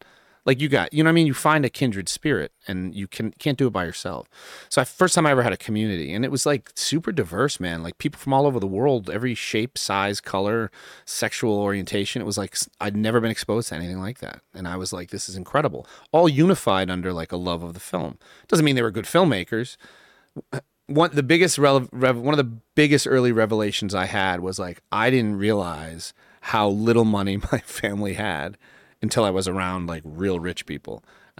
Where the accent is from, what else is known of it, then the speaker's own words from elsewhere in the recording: New York, United States; born there; Well, I was born in New York, actually, when I was really little.